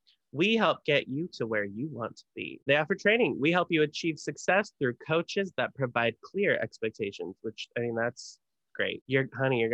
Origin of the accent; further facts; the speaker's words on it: California, United States; we're from California